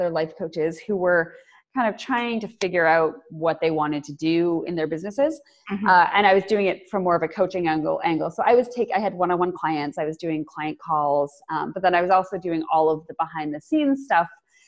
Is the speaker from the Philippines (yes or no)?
no; Canada; I'm Canadian